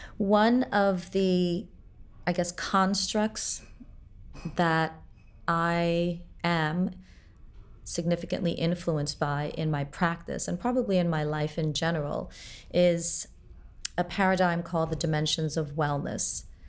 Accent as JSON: {"language": "English", "town": "Port-au-Prince", "region": "Ouest", "country": "Haiti", "tie": "born or raised there", "said": "I was born in Port-au-Prince, Haiti"}